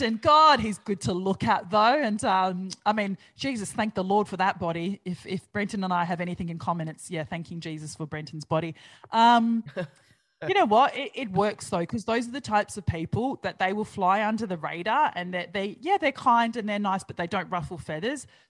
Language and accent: English; New Zealand; now in Australia; I'm Kiwi